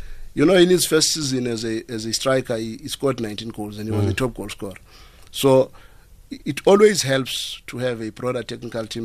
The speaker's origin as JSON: {"language": "English", "country": "South Africa", "said": "my fellow South Africans"}